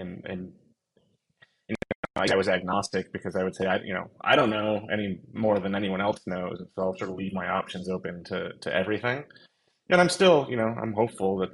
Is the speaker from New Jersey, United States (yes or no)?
no; outside of Buffalo, New York, United States; I was born in December, outside of Buffalo, New York.